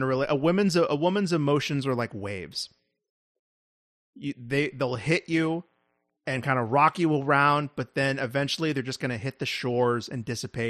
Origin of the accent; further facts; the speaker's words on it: New York, United States; Right, about well, Texans, but I'm from New York.